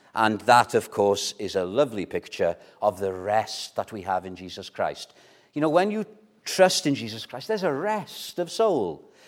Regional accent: Wales, United Kingdom; first language Welsh; English is a second language; Welsh, my mother tongue

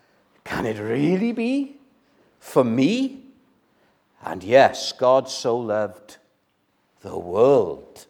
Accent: Wales, United Kingdom; first language Welsh; English is a second language; Welsh is my first language.

